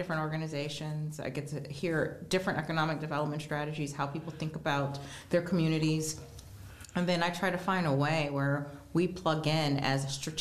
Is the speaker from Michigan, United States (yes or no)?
no; Geauga County, Northeast Ohio, United States; I grew up in Geauga County